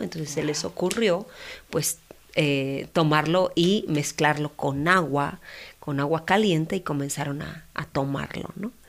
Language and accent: Spanish; Mexico; como mexicanos